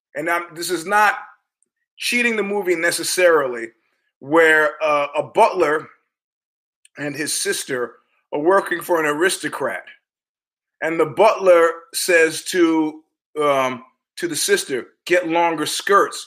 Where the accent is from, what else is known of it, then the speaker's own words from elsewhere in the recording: New York, United States; I'm from New York